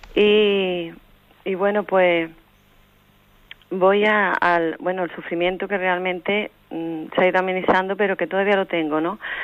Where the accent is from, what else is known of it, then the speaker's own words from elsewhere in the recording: Seville, Andalusia, Spain; Soy de Sevilla